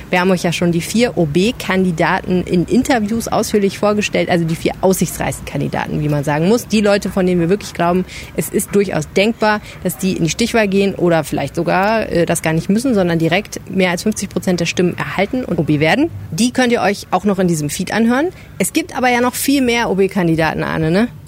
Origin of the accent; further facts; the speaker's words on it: Düsseldorf, North Rhine-Westphalia, Germany; weil man nämlich einfach mal als Düsseldorfer auch drumrum guckt